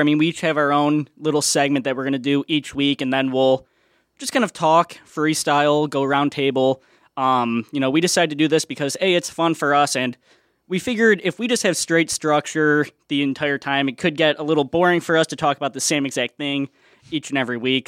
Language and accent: English; Chicago, Illinois, United States; I am a junior here From Chicago, Illinois